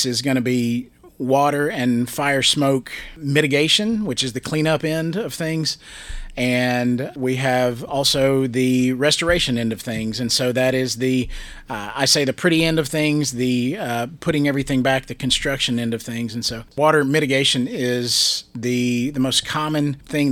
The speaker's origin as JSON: {"language": "English", "town": "Gallatin", "region": "Tennessee", "country": "United States", "tie": "born or raised there", "said": "I grew up there in Gallatin"}